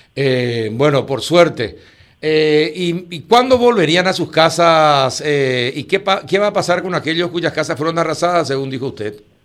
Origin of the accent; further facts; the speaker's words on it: Paraguay; vamos a ser paraguayos